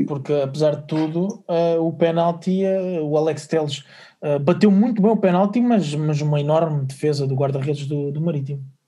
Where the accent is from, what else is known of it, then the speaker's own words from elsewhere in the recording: Algarve, Portugal; sendo algarvio